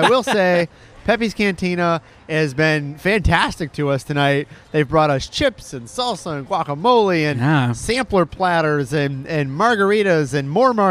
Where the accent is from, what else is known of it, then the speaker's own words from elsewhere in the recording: Detroit, Michigan, United States; now in Orlando, United States; My hometown of Detroit